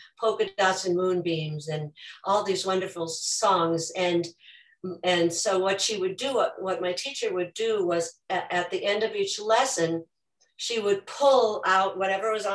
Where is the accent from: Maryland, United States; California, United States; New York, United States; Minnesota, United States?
Minnesota, United States; I grew up in Minnesota with a family that did a lot of singing